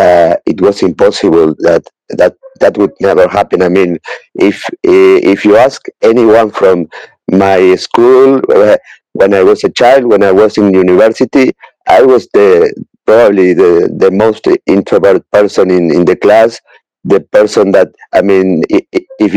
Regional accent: Uruguay; I am from Uruguay, South America

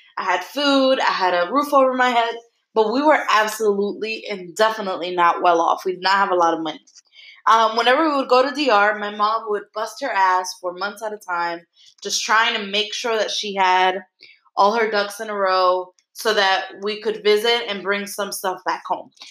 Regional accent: New York, United States; I grew up in Brooklyn

